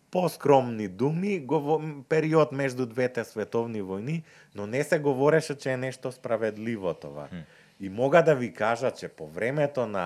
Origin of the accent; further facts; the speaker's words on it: North Macedonia; ние којто сме од Скопје, Куманово, Крива Паланка